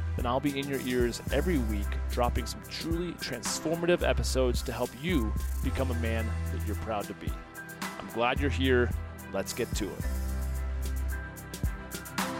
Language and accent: English; St. Louis, Missouri, United States; also born or lived in Westport, Connecticut; we moved from Westport, Connecticut to Saint Louis